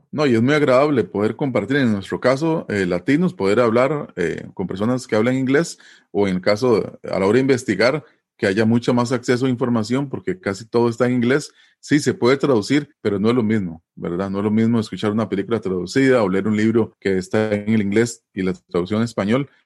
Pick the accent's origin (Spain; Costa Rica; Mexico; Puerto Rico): Costa Rica; somos ticos